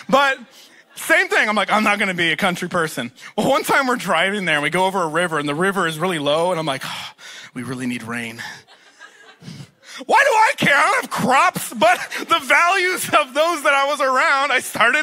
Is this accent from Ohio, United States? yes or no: no; East Texas, United States; they both went to college in East Texas, and that's where they met, and that's where they got married and had me. So I am from Texas